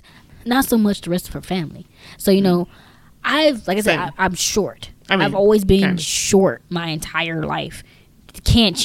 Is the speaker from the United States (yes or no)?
yes; Texas, United States; We're from Texas